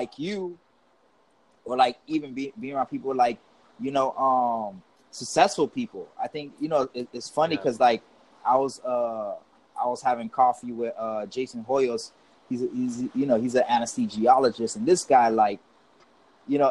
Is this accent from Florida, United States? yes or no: yes; Miami, Florida, United States; I was born and raised in Miami.